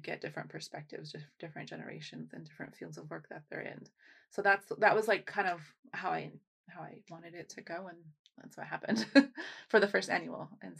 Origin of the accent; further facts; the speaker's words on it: United States; born there; I was born in the States, so I'm okay to be here.